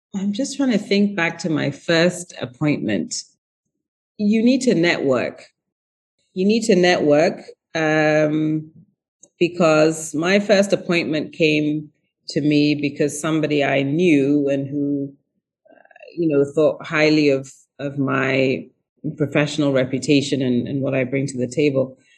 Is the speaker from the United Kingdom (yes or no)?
yes; England, United Kingdom; moved away as an adult; also born or lived in Ghana / United States; I had left when I was really young and uh, moved to England when I was 7 and then moved to the US when I was 18. Um, and very, I was always very proudly Ghanaian